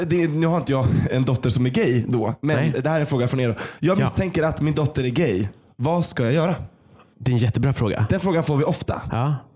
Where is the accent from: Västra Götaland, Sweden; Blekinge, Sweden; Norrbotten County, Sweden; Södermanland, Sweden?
Norrbotten County, Sweden; Kiruna; now in Stockholm, Sweden; i Kiruna där jag kommer ifrån